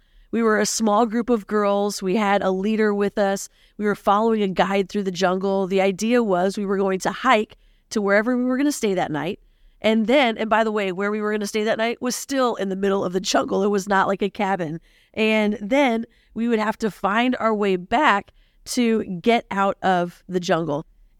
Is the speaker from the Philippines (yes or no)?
yes; Philippines; I'll be your host for today. Growing up in the Philippines, I went to an international school.